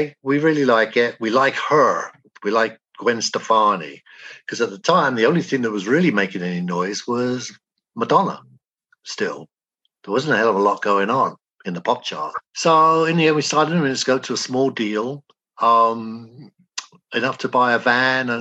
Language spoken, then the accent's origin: English; England, United Kingdom; moved away as an adult; which I grew up with in England.